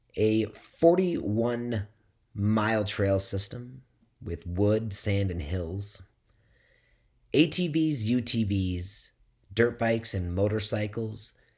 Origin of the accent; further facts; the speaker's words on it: Midwest, United States; moved away; also born or lived in West Coast; living on the West Coast and growing up in the Midwest